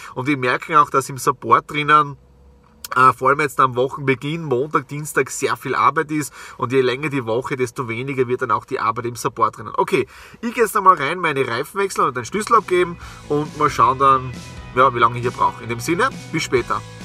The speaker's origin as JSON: {"language": "German", "country": "Austria", "said": "bei uns in Österreich"}